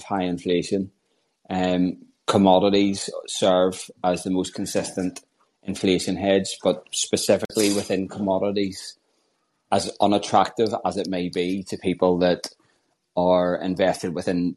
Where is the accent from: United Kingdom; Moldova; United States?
United Kingdom; Northern Ireland; I'm from Northern Ireland